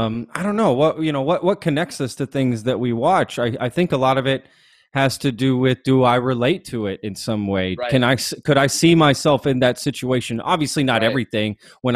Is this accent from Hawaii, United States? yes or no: no; Texas, United States; I'm from Texas, so I know cowboys and stuff. I mean, I'm a city boy, but I've still been around enough.